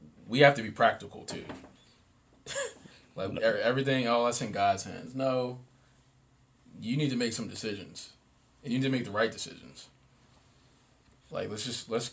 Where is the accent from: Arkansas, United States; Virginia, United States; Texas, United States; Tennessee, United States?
Virginia, United States; Northern; Growing up in Northern Virginia